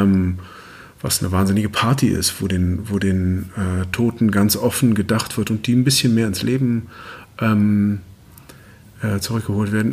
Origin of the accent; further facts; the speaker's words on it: Germany; wir es als Deutsche